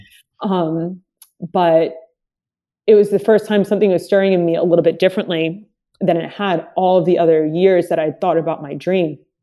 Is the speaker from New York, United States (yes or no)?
yes; Long Island, New York, United States; also born or lived in Dominican Republic; I moved here from Dominican Republic, um, had a really heavy accent, moved into, my mom bringing us into, uh, Long Island to grow up in the town that she lived